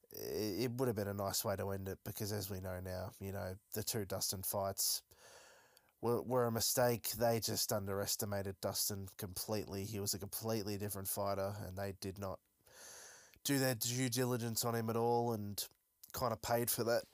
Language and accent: English; Melbourne, Victoria, Australia; I am from Melbourne